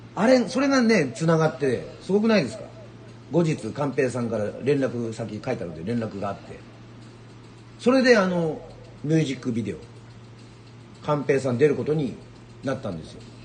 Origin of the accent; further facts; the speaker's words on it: Yoron, Kagoshima, Japan; 僕は世論出身で…というバンドをやってい